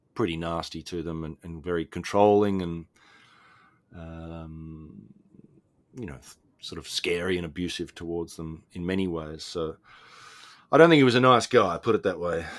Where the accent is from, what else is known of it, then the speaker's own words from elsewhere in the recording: Australia; Australia, my home country